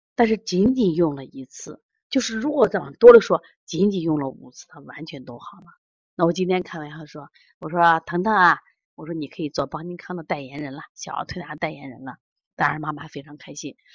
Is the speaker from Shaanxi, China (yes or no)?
yes; Xi'an, Shaanxi, China; 我们西安